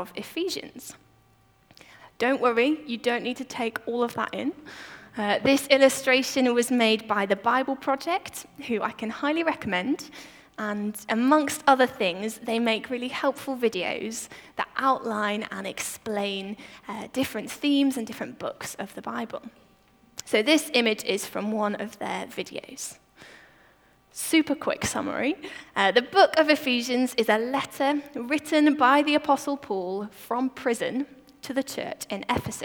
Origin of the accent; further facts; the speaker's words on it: Shirley, United Kingdom; moved away; This is the place where I grew up, and it has a very special place in my heart